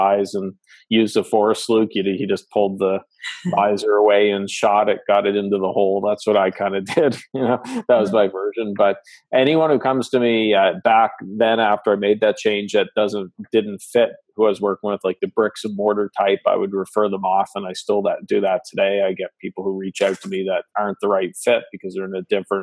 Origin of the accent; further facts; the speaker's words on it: Canada; accent: Canadian; I'm Canadian, so pardon the accent